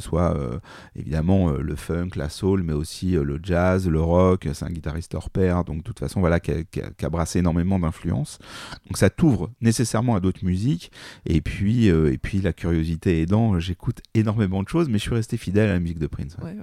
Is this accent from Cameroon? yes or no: no; Paris, Île-de-France, France; je suis parisien.